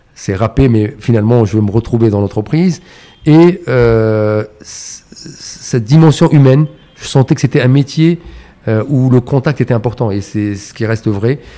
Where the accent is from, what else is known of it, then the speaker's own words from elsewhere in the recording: Casablanca, Casablanca-Settat, Morocco; j'ai j'ai grandi à Casablanca.